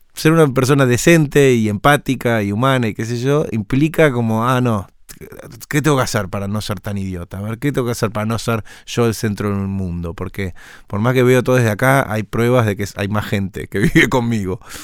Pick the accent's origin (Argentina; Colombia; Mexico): Argentina; como somos los argentinos